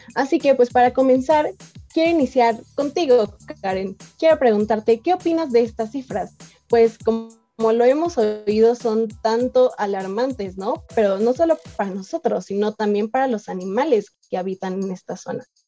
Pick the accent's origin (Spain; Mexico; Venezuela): Mexico; como mexicanos